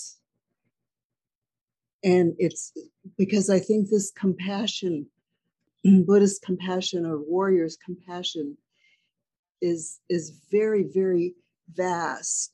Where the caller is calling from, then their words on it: Halifax, Nova Scotia, Canada; I'm calling from Halifax